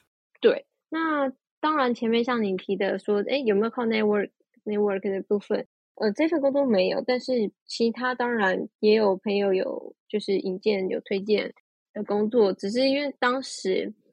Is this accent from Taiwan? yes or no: yes; Taiwan; moved away as an adult; also born or lived in Netherlands; 我回到台湾，我选择回到台湾